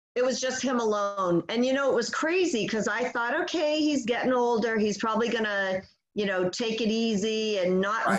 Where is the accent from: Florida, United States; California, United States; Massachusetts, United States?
Massachusetts, United States; Boston; we're both from Boston.